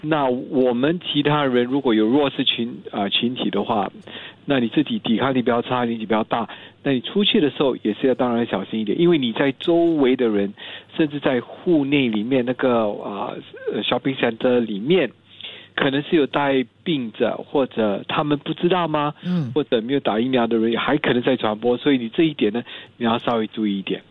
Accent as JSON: {"language": "Chinese", "country": "Singapore", "said": "我们新加坡人"}